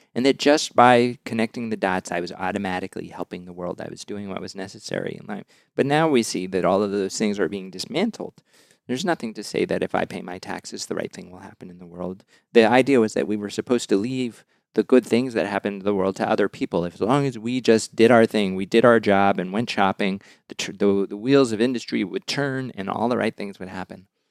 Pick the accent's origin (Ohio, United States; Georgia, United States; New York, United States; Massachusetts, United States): Massachusetts, United States; Westport; I come from the town of Westport, Massachusetts